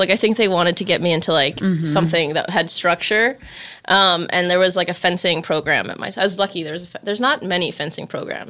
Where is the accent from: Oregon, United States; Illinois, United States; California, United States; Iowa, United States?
Illinois, United States; Glenview; I'm from Glenview, Illinois, yeah.